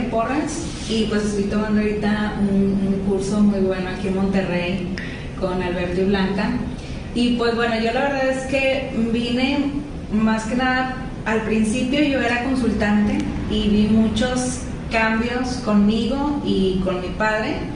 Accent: Portugal; de lo soy portuguesa. Ah, sí es ¿eh? portuguesa.

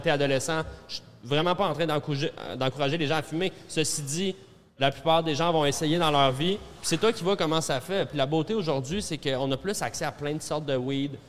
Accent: Centre-Sud, Quebec, Canada; j'ai grandi dans le Centre-Sud

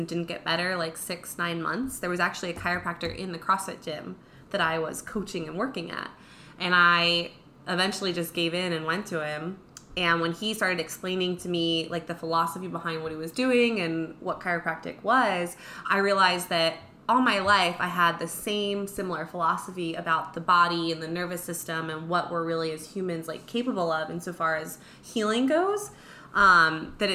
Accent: New Jersey, United States; moved away as an adult; now in Quad Cities, Iowa, United States; my hometown in Jersey

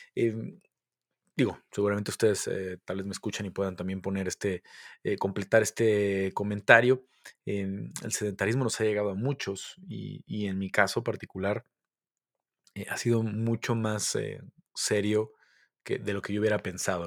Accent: Mexico; soy mexicano

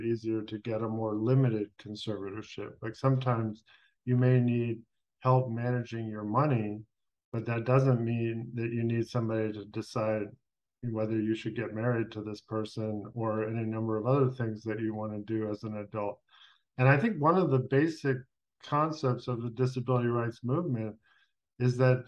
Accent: Los Angeles, California, United States; moved away as an adult; also born or lived in Washington, D.C.; I grew up in Los Angeles in the 70s

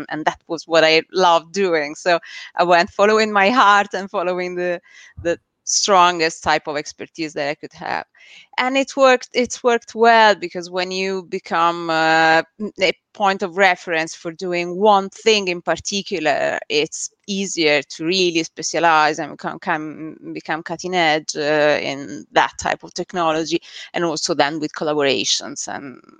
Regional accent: Italy; English is a second language; moved away as an adult; six years back in Italy. You can hear from my accent that I'm not originally, I wasn't originally born here. And yeah, back in Italy, we used to run uh, a marketing agency

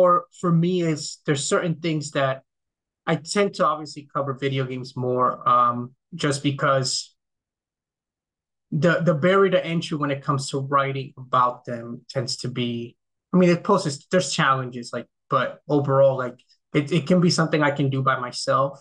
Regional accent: Dominican Republic; now in United States; I grew up in the Dominican Republic, which is at least where I grew up there.

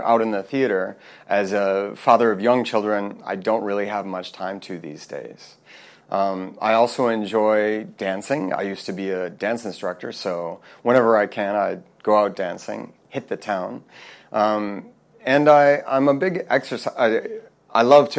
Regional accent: Minneapolis, Minnesota, United States; moved away as an adult; also born or lived in Korea; now in South Korea; I'm here from Minneapolis, Minnesota. I've been here in Korea for a long time now

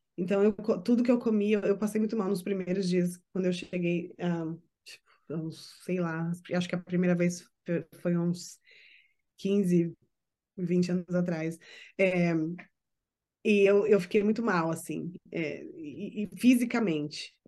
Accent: Brazil; moved away as an adult; now in United States; eu sou brasileira e eu não quero me passar por americana, eu quero continuar sendo brasileira, vivendo fora do Brasil

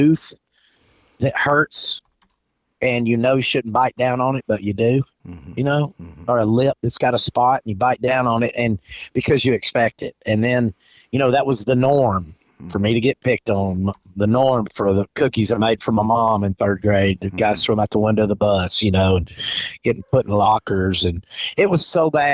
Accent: Georgia, United States; born or raised there; also born or lived in Fort Walton Beach, Florida / Cave Spring, Georgia / Atlanta, Georgia / North Alabama; now in Florida, United States

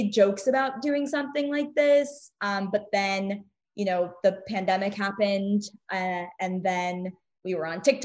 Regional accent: Maryland, United States; moved away as an adult; now in Tampa, United States; I'm from Maryland originally, but I went to the University of Tampa.

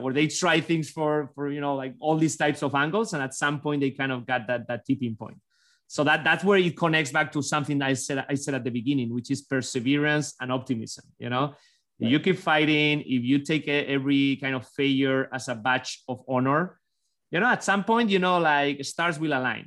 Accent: Basque Country, Spain; born or raised there; English is a second language; now in United States

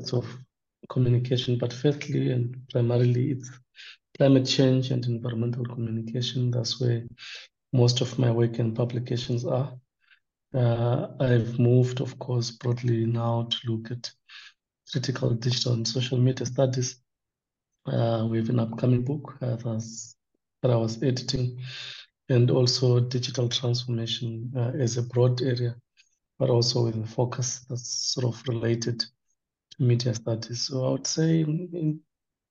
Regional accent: Midlands, Zimbabwe; I grew up in the Midlands province of Zimbabwe

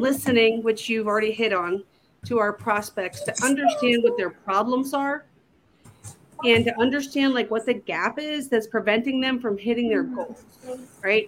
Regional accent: just outside of Baltimore, Maryland, United States; moved away as an adult; now in Southwest Virginia, United States; I was born and raised in just outside of Baltimore, Maryland, and I moved to Southwest Virginia to for my husband

